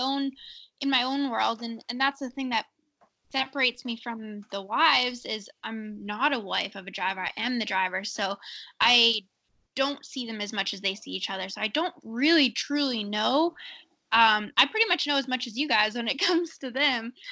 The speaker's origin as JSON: {"language": "English", "country": "Canada", "tie": "born or raised there", "said": "I grew up in Canada racing dirt."}